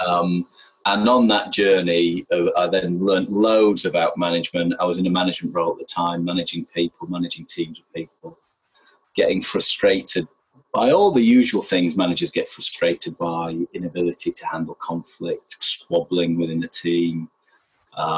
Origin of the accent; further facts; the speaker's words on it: Yorkshire and the Humber, United Kingdom; I grew up in Yorkshire